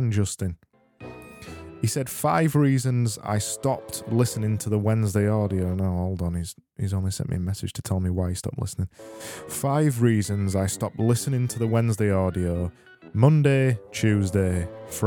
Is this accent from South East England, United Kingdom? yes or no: no; Yorkshire and the Humber, United Kingdom; accent: Yorkshire; I am from Yorkshire